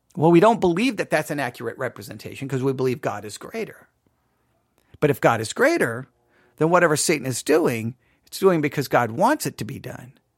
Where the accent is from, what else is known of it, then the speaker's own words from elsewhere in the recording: West Texas, United States; too many encounters with scorpions in my life growing up in West Texas